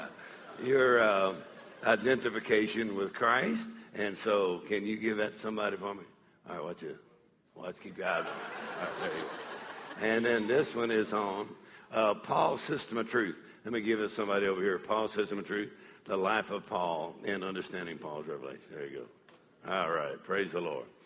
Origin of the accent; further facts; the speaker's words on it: Texas, United States; I'm from Texas